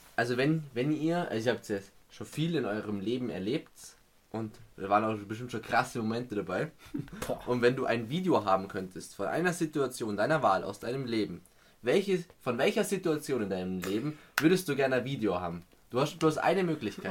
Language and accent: German; Bavaria, Germany; kommen wir aus Bayern